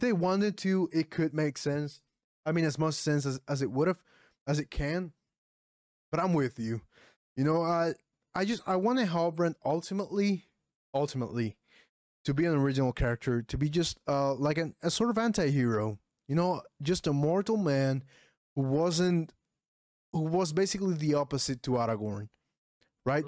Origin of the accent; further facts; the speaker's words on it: Puerto Rico; English is a second language; I'm from Puerto Rico.